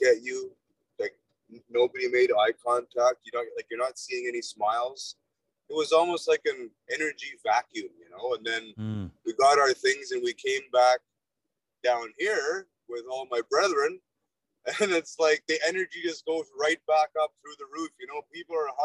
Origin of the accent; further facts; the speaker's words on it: 2 hours north of Edmonton, Alberta, Canada; I'm from Alberta, 2 hours north of Edmonton